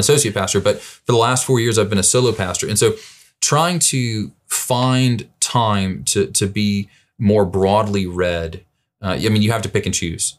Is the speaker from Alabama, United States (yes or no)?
yes; Birmingham, Alabama, United States; also born or lived in St. Louis, Missouri; now in Vernon Hills, United States; my roots, I'm originally from Birmingham, Alabama